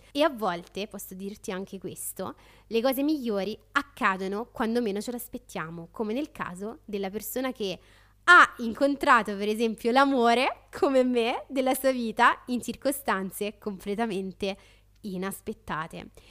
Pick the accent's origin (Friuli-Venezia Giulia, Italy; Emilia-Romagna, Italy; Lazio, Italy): Lazio, Italy; Rome; da romana